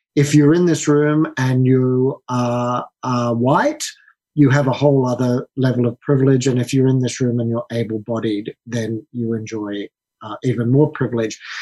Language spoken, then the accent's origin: English; Australia; moved away as an adult; also born or lived in London; I'm Australian, as uh, you can tell by my accent